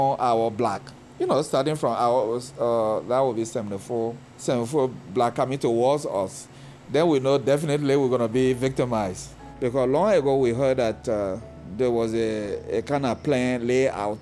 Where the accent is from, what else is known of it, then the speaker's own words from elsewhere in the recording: Guinea; moved away as an adult; now in Cleveland, United States; We're from Guinea.